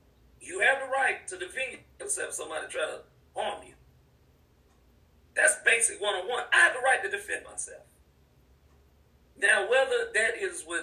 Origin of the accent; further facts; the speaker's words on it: United States; I'm born American